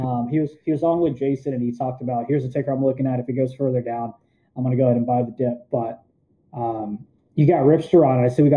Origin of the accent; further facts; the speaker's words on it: India; I'm from India, like, yeah.